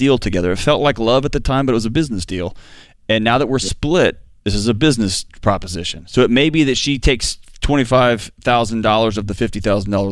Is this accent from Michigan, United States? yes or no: no; Houston, Texas, United States; I'm from Houston